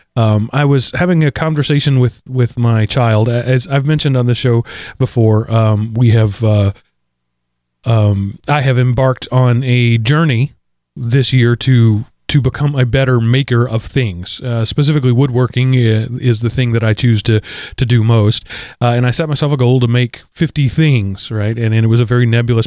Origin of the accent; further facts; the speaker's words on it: United States; I'm an American